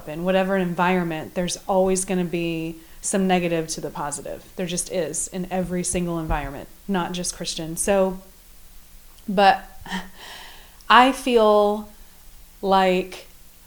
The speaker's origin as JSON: {"language": "English", "region": "Midwest", "country": "United States", "tie": "born or raised there", "said": "I was brought up in the Midwest"}